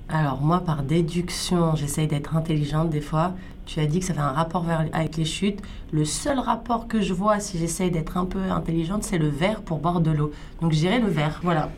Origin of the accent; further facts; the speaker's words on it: France; now in Canada; je suis originaire de France